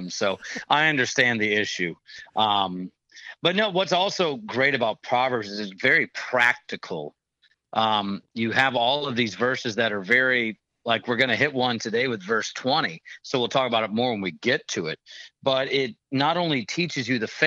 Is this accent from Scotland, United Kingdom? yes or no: yes; Scotland, United Kingdom; I'm a Scottish person